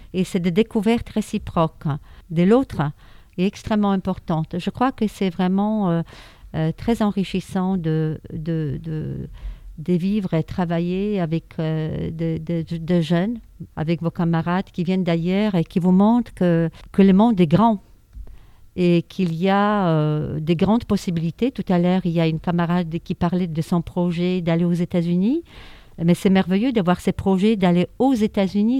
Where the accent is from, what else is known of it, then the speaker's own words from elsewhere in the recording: Warsaw, Masovian Voivodeship, Poland; French is a second language; moved away as an adult; now in France; je suis née à Varsovie, en Pologne